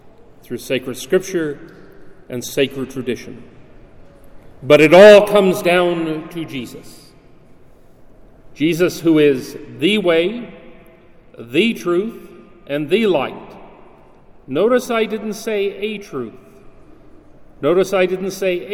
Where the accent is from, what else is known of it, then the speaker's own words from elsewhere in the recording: Utah, United States; I'm from Utah.